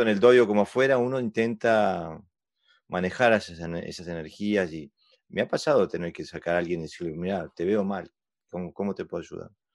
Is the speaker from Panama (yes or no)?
no; Uruguay; also born or lived in Sweden / Argentina; now in Denmark; soy uruguayo, pero hace mucho, mucho, mucho tiempo que estoy en Escandinavia